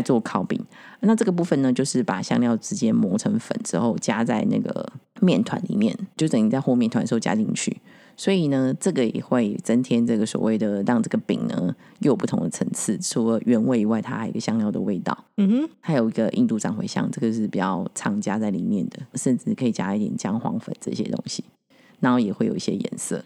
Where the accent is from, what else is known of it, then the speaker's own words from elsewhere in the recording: Taiwan; 我们台湾人